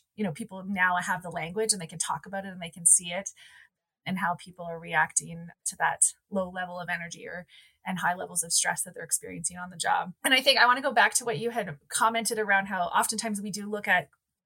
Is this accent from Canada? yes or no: yes; Calgary, Alberta, Canada; I grew up in Calgary, so I'm a born and raised Calgarian